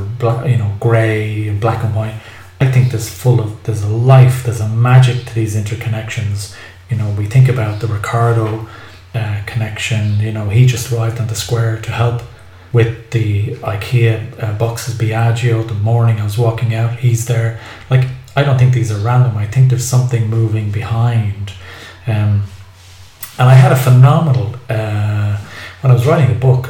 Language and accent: English; Ireland; now in Cilento, Italy; I'm an Irish guy in southern Italy.